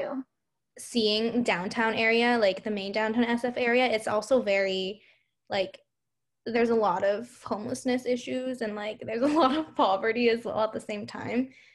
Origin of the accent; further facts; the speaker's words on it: Hong Kong; now in United States; we are both from Hong Kong.